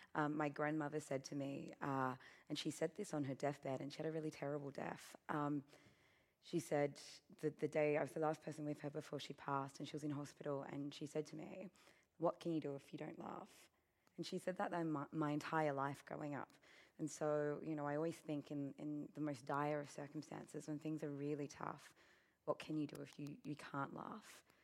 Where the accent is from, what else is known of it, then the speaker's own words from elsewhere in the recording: Australia; being Australian